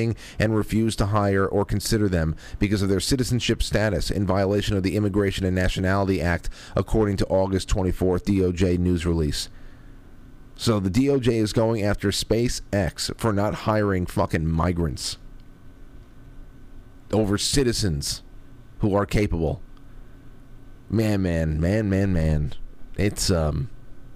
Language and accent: English; New York, United States; I'm from New York